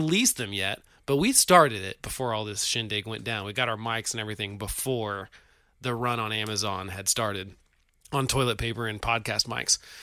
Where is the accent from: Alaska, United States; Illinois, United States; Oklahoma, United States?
Oklahoma, United States; we're from Oklahoma, the rejects from Oklahoma